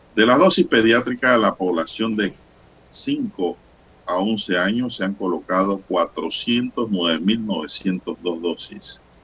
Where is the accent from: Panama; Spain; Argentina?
Panama; Rufina Alfaro; mi pueblo Rufín Alfaro